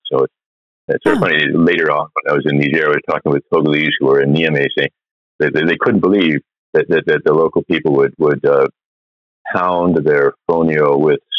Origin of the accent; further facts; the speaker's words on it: United States; I grew up in uh, suburbs, basically, of New York and Phila